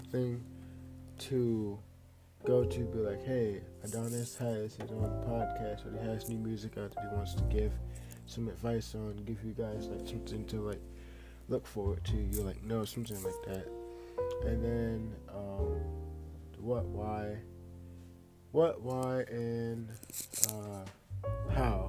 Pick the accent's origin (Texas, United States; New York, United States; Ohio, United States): Ohio, United States; Akron; I am an artist from Akron, Ohio